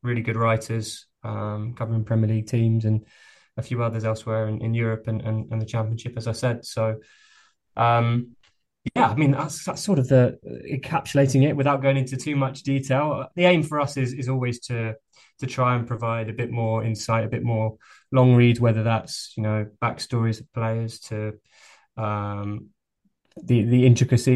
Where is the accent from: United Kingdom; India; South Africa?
United Kingdom; Hounslow, London; I'm from Hounslow originally